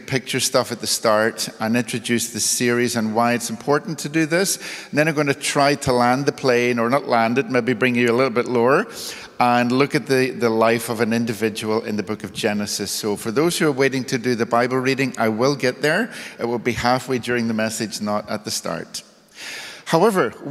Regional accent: Belfast, Northern Ireland, United Kingdom; I was born in the 1960s in Northern Ireland in the city of Belfast.

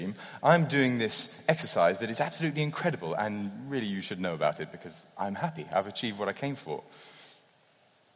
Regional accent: United Kingdom; as a Brit

